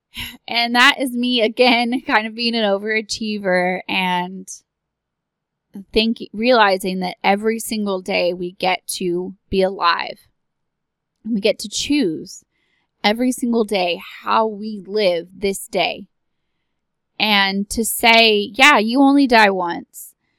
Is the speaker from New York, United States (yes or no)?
no; Texas, United States; I am from Texas